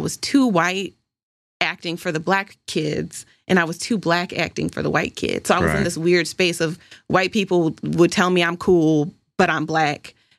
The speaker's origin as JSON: {"language": "English", "region": "Pennsylvania", "country": "United States", "tie": "born or raised there", "also_born_or_lived": "Michigan", "said": "I was born in Michigan, moved around a lot as a kid. I went to 3 different elementary schools and landed in Pennsylvania outside of Pittsburgh in some suburb"}